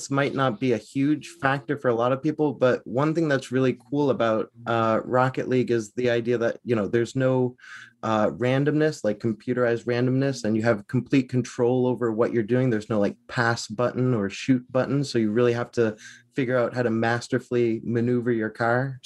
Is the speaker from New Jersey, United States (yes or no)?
no; Salem, Massachusetts, United States; also born or lived in Boston / New York; originally, I'm from Salem, Massachusetts